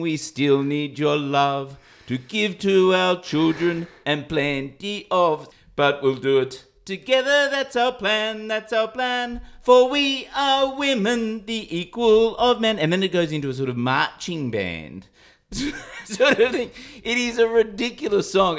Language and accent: English; Sydney, New South Wales, Australia; I come from Sydney